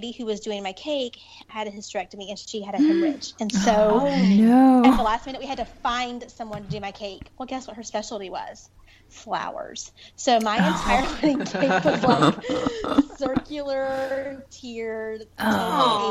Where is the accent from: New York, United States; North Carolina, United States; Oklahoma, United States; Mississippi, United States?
North Carolina, United States; Dorchester; accent: twang; I grew up in Dorchester, North Carolina, which is right outside of Rocky Mount, where I am now.